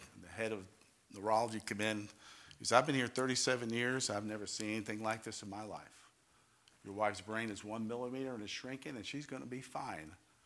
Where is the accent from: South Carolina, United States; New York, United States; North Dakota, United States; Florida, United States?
New York, United States; now in Ohio, United States; I'm from New York. I'm Italian